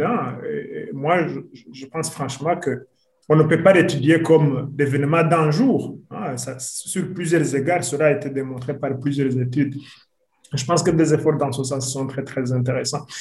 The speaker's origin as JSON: {"language": "French", "country": "Burundi", "said": "je suis burundais"}